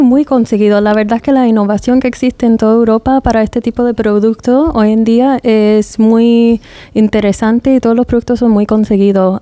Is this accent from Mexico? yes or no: no; United States; also born or lived in England; now in Spain; dos somos de los Estados Unidos